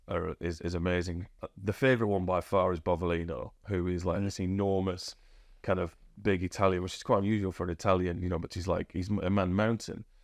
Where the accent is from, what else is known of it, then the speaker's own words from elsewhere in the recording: Huddersfield, Yorkshire and the Humber, United Kingdom; also born or lived in Australia; I'm from Huddersfield and I grew up in the shadow